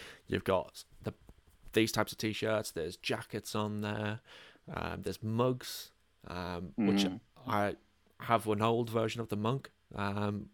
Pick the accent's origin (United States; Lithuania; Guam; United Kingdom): United Kingdom; northern England; accent: northern